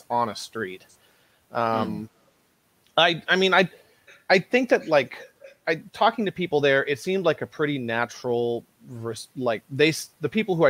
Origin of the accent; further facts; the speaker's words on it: Portland, Oregon, United States; moved away; I'm from Portland originally